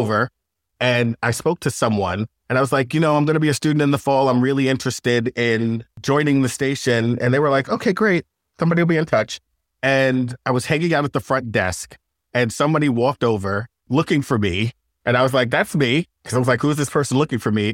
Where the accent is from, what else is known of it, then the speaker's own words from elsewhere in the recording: Long Island, New York, United States; moved away as an adult; I'm from Long Island